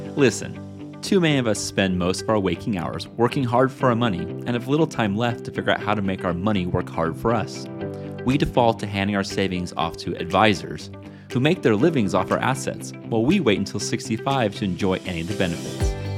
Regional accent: Northern California above Sacramento, United States; I grew up in Northern California above Sacramento.

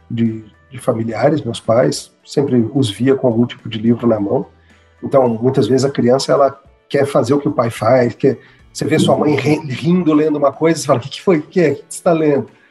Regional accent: Brasília, Federal District, Brazil; also born or lived in São Paulo; originalmente de São Paulo, mas eu já, eu já, cresci em Brasília, nem lembro de outra coisa

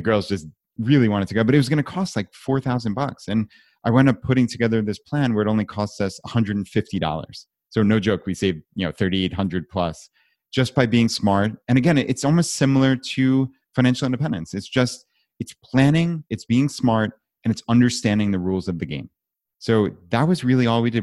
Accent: New York, United States; now in Richmond, United States; I live in Richmond, I'm from New York

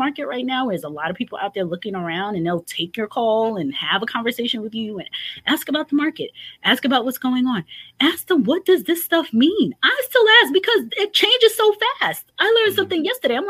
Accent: New York, United States; moved away; I'm from New York

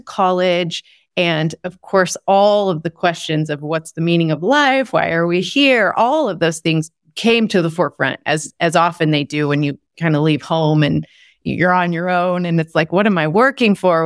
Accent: Texas, United States; I grew up in Texas in the Bible Belt

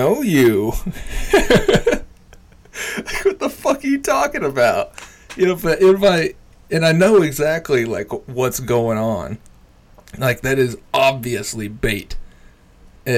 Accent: Jay, Oklahoma, United States; I'm from Jay. Like, I'm not from Tulsa

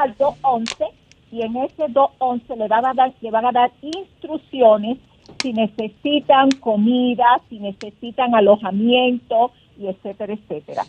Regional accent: Dominican Republic; now in New Jersey, United States; como buenos dominicanos que somos

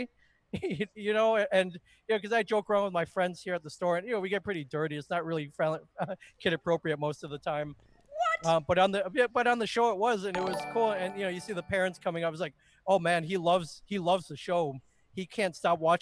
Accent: Michigan, United States; I grew up in the Midwest. I grew up in Michigan

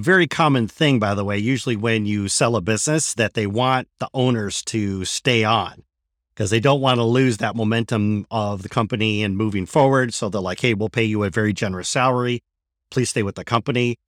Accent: Michigan, United States; born or raised there; moved away

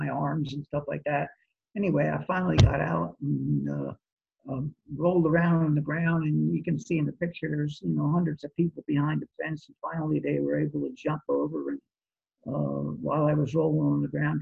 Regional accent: New Jersey, United States; also born or lived in Atlantic City, New Jersey; I grew up in New Jersey, actually. I was born in Atlantic City, okay. Grew up in New Jersey, and I went to Holy Spirit High

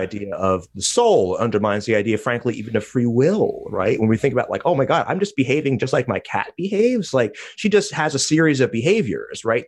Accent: United States; I'm embarrassed as an American.

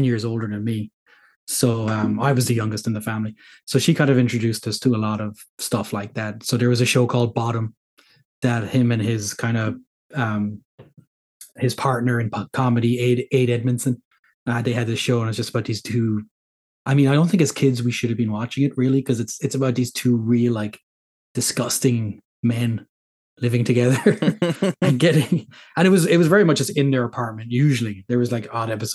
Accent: Ireland; Yes. Yeah, I am. I'm Irish.

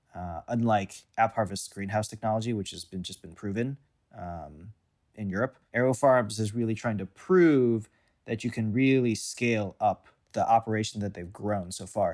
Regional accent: St. Louis, Missouri, United States; moved away as an adult; I grew up in Saint Louis

